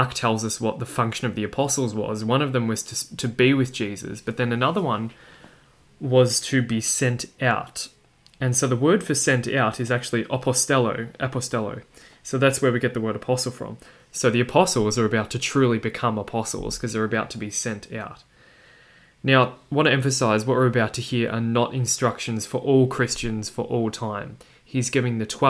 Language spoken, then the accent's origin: English; Australia; my accent that you can probably hear, that I'm from Australia